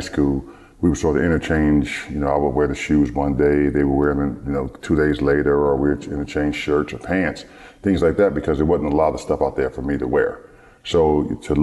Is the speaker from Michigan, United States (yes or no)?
yes; Detroit, Michigan, United States; growing up in Detroit. In Detroit, my ninth grade year in high school